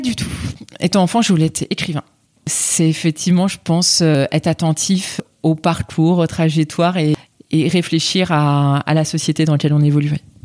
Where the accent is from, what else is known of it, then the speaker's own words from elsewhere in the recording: France; je suis engagée là où j'ai grandi, là où je vis